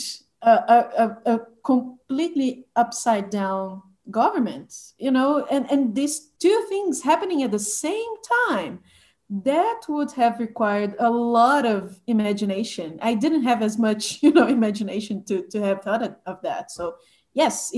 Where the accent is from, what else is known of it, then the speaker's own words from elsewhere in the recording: Belo Horizonte, Minas Gerais, Brazil; I went to college in Belo Horizonte, my hometown